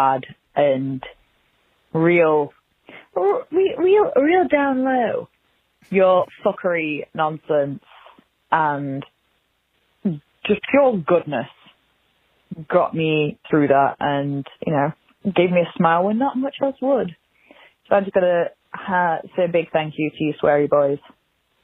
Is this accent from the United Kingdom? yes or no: yes; Manchester, North West England, United Kingdom; I'm from Manchester in the UK